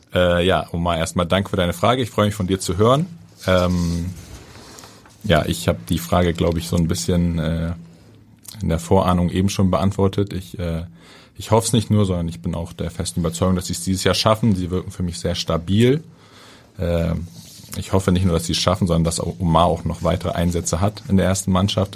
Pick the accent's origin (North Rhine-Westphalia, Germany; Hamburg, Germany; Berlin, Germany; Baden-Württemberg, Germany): Hamburg, Germany; als Hamburger, als gebürtiger Hamburger